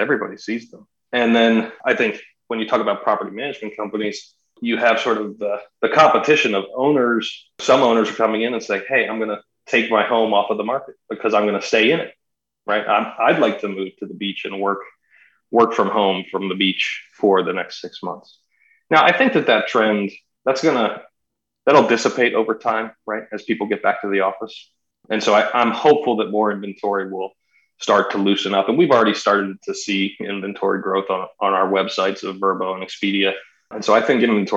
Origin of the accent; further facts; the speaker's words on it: United States; I grew up outside of Washington, D.C.